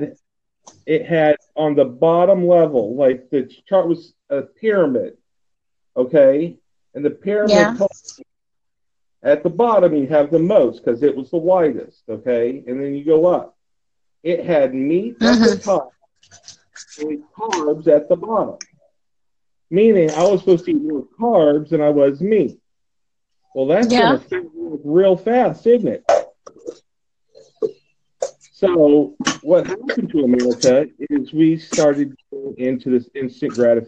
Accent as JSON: {"language": "English", "country": "United States", "also_born_or_lived": "Texas", "said": "being an American for 42 years now"}